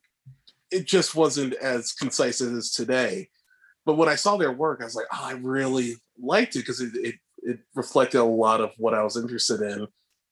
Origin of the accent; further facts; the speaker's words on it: Massachusetts, United States; moved away as an adult; also born or lived in Savannah, Georgia / Chicago; now in Los Angeles, United States; So I'm originally from Massachusetts and I went to undergrad in Savannah, Georgia